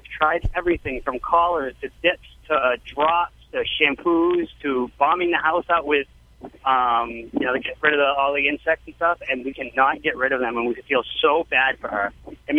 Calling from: Massachusetts, United States

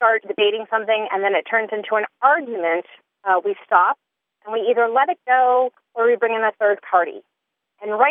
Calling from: Tallahassee, Florida, United States; I'm calling from Tallahassee, Florida

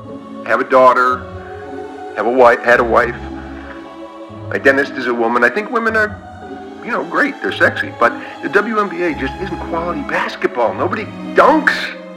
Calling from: Fort Collins, Colorado, United States; Yes, hello. … I'm calling from Fort Collins.

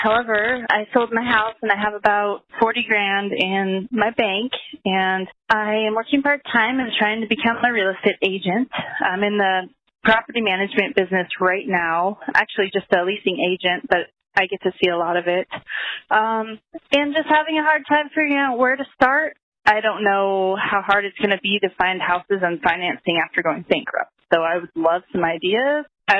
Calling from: Portland, Oregon, United States; I'm calling from the Portland, Oregon area.

